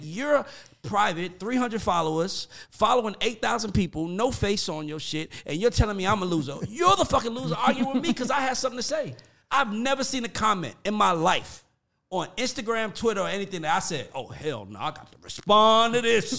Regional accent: College Park, Georgia, United States; I'm not country and I'm from College Park

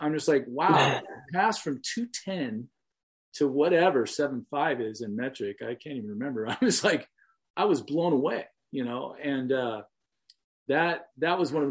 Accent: Southern California, United States; I was from Southern California

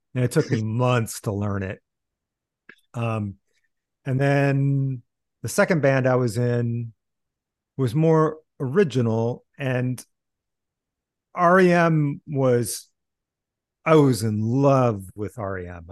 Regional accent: Iowa City, Iowa, United States; moved away; I grew up in Iowa City

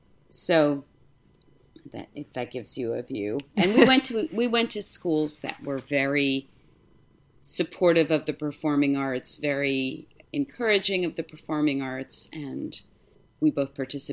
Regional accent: New York City, New York, United States; Well, we're originally from New York City, both sides

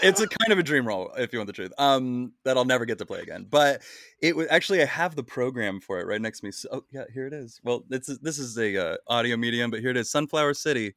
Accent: Wichita, Kansas, United States; I'm from Wichita, Kansas, uh, but from the age of preschool through graduating high school, I went to the exact same school

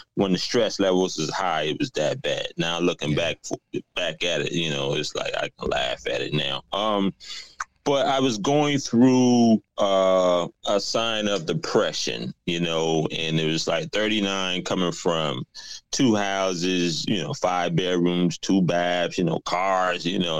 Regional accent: South Carolina, United States; moved away as an adult; also born or lived in New York; now in Atlanta, United States; I was originally from South Carolina, but I moved to New York. Now I'm in Atlanta

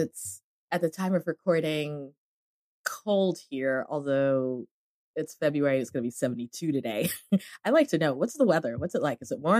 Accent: Cameroon

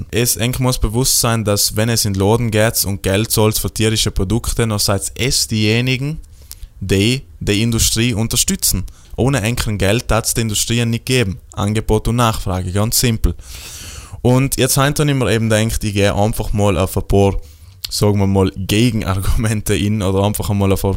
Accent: Trentino-Alto Adige, Italy; ja, aber ich komme aus Südtirol, bei mir äh, gibt es äh, Freilauf, äh, Hühner und Kia sind auf der Wies und alles super

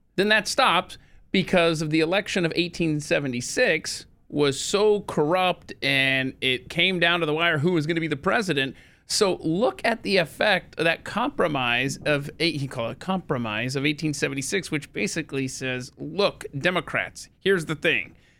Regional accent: Atlanta, Georgia, United States; moved away; I had growing up in Atlanta

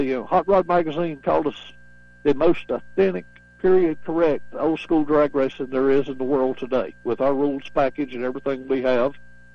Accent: Spartanburg, South Carolina, United States; I'm proud of the fact I'm from Spartanburg, South Carolina.

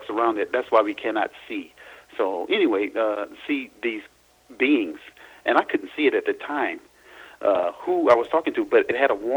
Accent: Louisiana, United States; when I was born in Louisiana

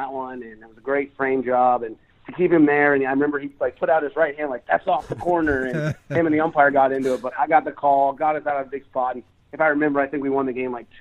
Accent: West Coast, United States; I grew up on the West Coast

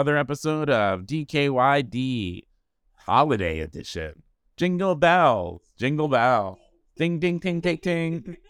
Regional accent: East Coast, United States; now in Los Angeles, United States; I'm originally from the East Coast, but yeah. I've been here in 20 years.

